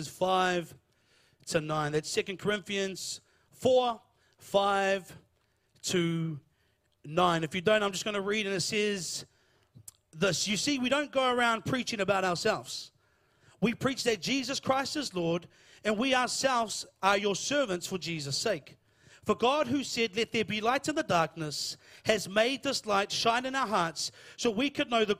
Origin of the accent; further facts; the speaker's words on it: Lower Hutt, Wellington, New Zealand; I'm from Lower Hutt